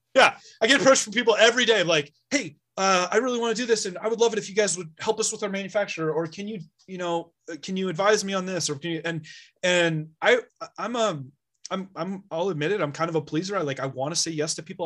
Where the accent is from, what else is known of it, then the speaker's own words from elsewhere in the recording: Bay Area, California, United States; moved away as an adult; now in Sierra Nevada foothills, United States; I'm originally from the Bay Area, like literally Silicon Valley